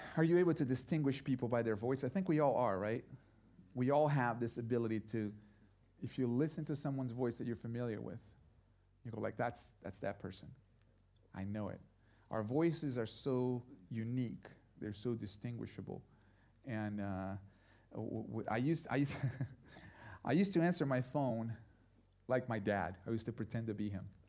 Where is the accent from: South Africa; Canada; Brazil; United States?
Brazil; moved away; I grew up in Brazil